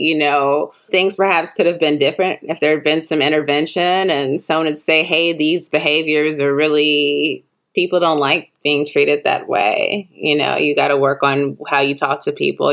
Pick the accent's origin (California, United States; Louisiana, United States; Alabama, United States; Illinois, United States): Illinois, United States; Chicago; now in Los Angeles, United States; I'm from Chicago, where we have Garrett's popcorn